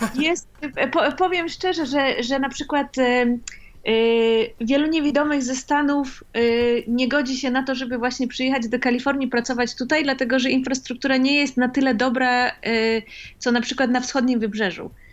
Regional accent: Poland; moved away; ja dorastałam w Polsce

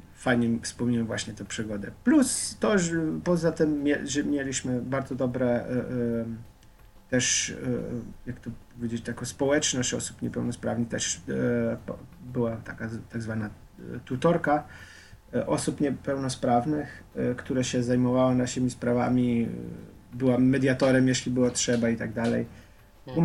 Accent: Slovenia; Polish is a second language; moved away as an adult; now in Warsaw, Poland; jak ja już wyjechałem powoli ze Słowenii

